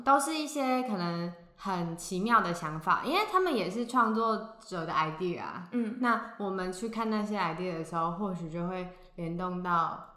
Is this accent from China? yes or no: no; Hsinchu, Taiwan; 我们是两个来自新竹的风之女子